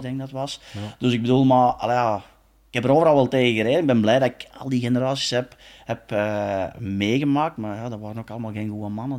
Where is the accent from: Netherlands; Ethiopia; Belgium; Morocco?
Belgium; we als Belgen